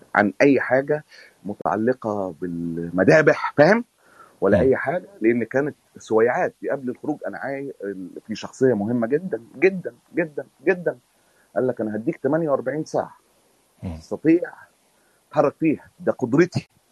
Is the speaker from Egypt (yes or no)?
yes; Egypt; moved away as an adult; انا خرجت من مصر